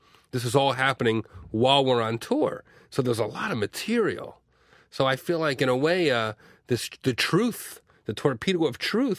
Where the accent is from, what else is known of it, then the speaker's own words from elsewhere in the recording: New Jersey, United States; now in Los Angeles, United States; Jersey's my hometown crowd